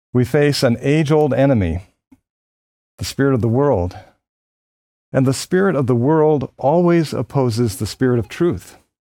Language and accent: English; Philadelphia, Pennsylvania, United States; born or raised there